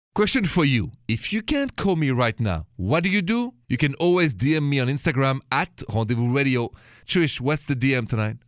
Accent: Paris, Île-de-France, France; now in United States; You know I'm French. Français Américain, French American. And so I come from Paris.

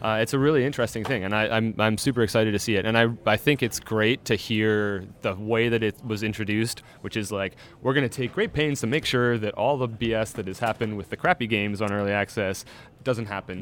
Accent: Canada; I'm Canadian

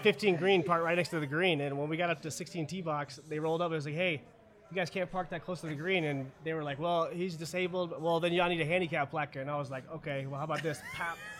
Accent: Germany; now in United States; I was born in Germany, 100%. Both my parents are German.

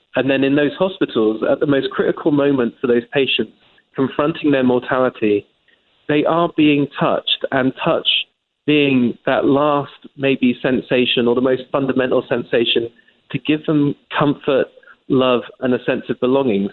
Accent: England, United Kingdom; accent: English; moved away as an adult; now in United States; As an Englishman, as you can tell by my accent

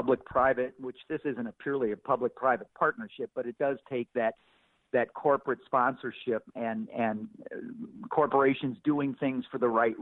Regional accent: St. Louis, Missouri, United States; moved away as an adult; also born or lived in Palm Beach, Florida / Iowa / Cape Girardeau, Missouri; growing up in St. Louis

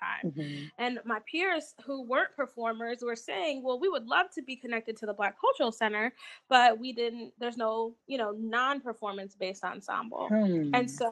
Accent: Fort Wayne, Indiana, United States; moved away as an adult; also born or lived in Alabama / Mississippi; now in Indianapolis, United States; Originally, I'm from Fort Wayne, Indiana.

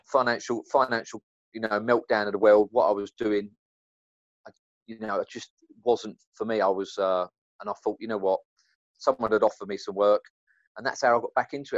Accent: London, United Kingdom; I'm from East End of London

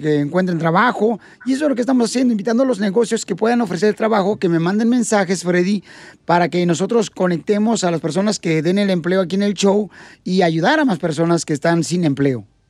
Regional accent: Michoacán, Mexico; somos los michoacanos

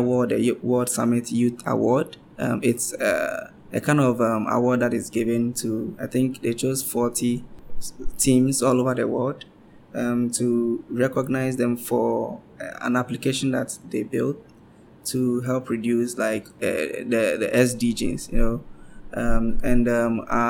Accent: Accra, Greater Accra, Ghana; I'm from Accra, uh-huh, in Ghana, which is the capital, and it's by the seaside.

